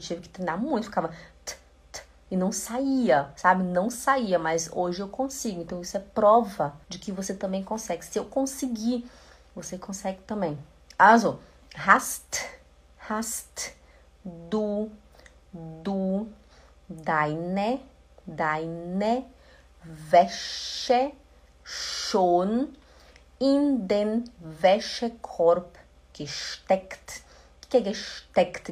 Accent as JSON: {"language": "Portuguese", "town": "Belém", "region": "Pará", "country": "Brazil", "said": "eu sou de Belém do Pará. Lá no Belém do Pará a gente fala ti"}